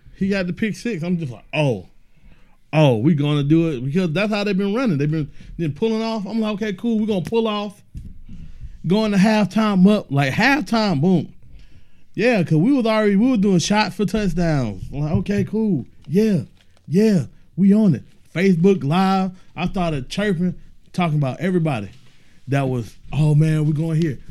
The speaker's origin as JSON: {"language": "English", "town": "Decatur", "region": "Georgia", "country": "United States", "tie": "born or raised there", "said": "Born and raised in Decatur"}